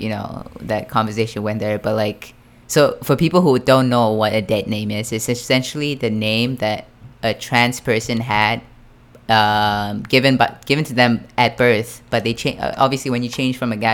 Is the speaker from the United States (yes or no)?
no; Fukuoka, Japan; I'm from Fukuoka.